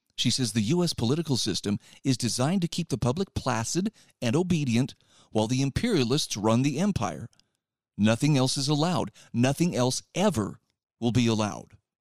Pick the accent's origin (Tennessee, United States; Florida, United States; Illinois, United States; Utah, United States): Utah, United States; in my home state